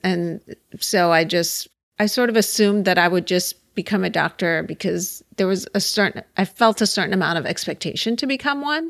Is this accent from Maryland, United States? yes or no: no; Pittsburgh, Pennsylvania, United States; now in Los Angeles, United States; I grew up in Pittsburgh